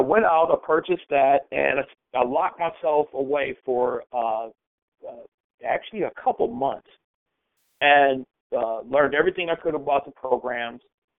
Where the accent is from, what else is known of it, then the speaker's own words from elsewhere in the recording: Cleveland, Ohio, United States; Cleveland, Ohio.